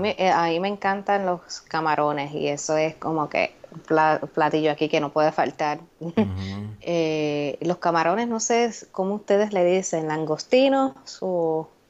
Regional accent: Humacao, Puerto Rico; moved away as an adult; now in United States; Yo soy de Humacao, eso es el campo

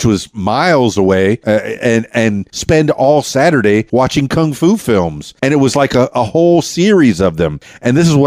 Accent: Miami, Florida, United States; I'm half Cuban from Miami

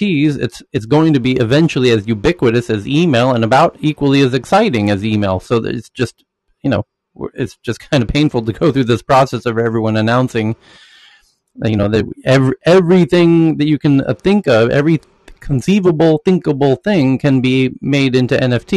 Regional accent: United States; an American

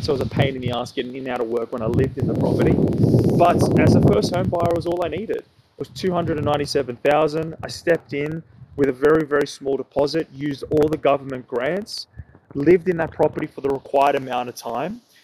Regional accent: Sydney, New South Wales, Australia; I'm from Sydney

